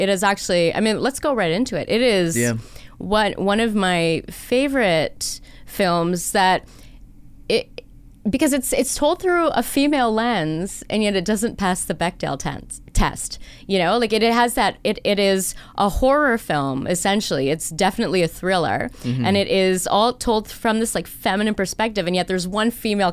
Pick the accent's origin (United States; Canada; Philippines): Canada; Newmarket, Ontario; I spent my teen years in the GTA. My family, like for my teen years, I lived in Newmarket